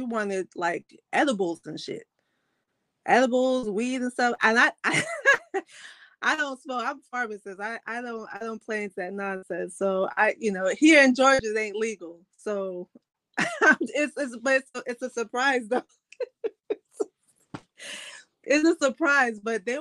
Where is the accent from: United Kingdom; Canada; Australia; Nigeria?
Nigeria; now in Atlanta, United States; I'm Nigerian